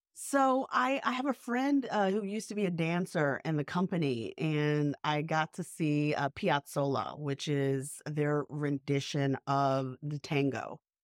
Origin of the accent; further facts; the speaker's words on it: the South, United States; also born or lived in New York; now in Savannah, United States; I grew up mostly in the South